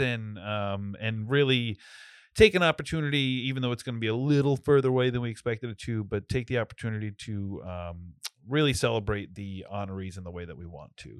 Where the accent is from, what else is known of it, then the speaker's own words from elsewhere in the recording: North Smithfield, Rhode Island, United States; my, uh, house that I grew up in was, like, one of the houses that, uh, all the workers lived